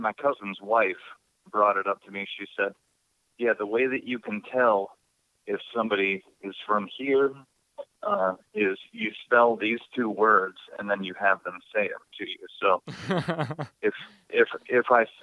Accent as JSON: {"language": "English", "region": "Midwest", "country": "United States", "accent": "Midwest", "moved": "as an adult", "lives_now": "Pacific Northwest, United States", "said": "when they hear me talk out here, they can tell that I'm from the Midwest because of the way I say certain words"}